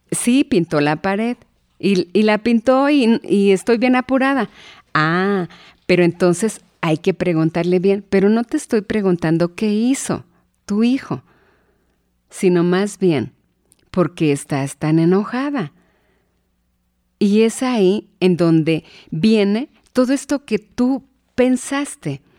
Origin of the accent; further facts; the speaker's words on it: Hidalgo, Mexico; born there; no voy a salir adelante porque nací en Hidalgo, porque vengo de padres pobres